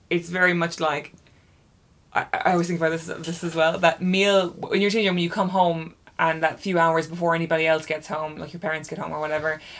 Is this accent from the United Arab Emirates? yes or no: yes; Dubai, United Arab Emirates; oh right and I grew up in Dubai everyone